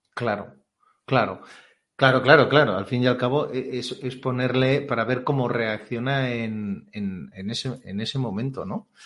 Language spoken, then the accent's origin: Spanish; Catalonia, Spain; yo soy catalán